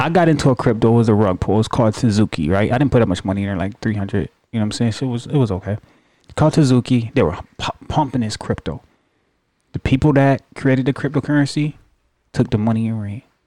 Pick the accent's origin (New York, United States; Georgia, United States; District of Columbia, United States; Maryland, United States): New York, United States; I remember growing up in New York